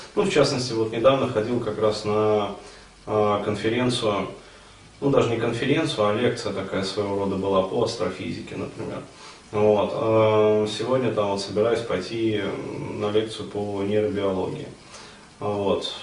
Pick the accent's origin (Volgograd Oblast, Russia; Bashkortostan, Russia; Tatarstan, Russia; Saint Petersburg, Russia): Bashkortostan, Russia; Ufa; now in Moscow, Russia; я сам родился и вырос в Уфе